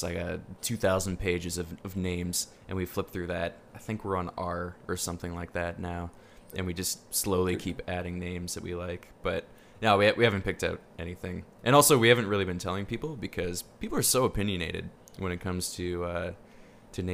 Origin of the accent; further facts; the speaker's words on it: Canada; You're from Canada. Where are you from in Canada?